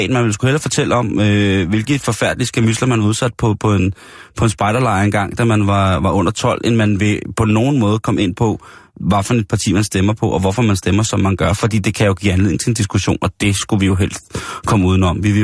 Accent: Austin, Texas, United States; min hjemby i, i USA, det er jo Austin. Ja. Øh, og det er jo en lidt speciel by, fordi den er ret demokratisk, men ligger i sydstaterne.

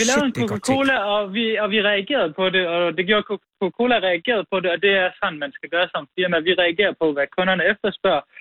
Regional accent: Nykøbing Mors, North Denmark Region, Denmark; moved away as an adult; also born or lived in Aalborg; og så flyttede jeg fra Nykøbing Mors for at studere.

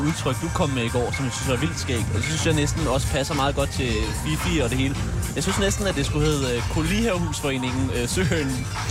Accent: Tune, Zealand, Denmark; Der er jeg simpelthen vokset op i øh, det gave Tune

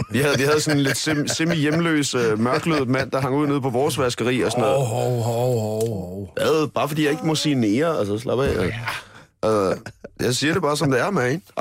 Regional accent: Dragør, Capital Region of Denmark, Denmark; Øh, jeg kommer, jeg kommer fra Dragør, ikke? Så det var sådan noget, der hang man ud...

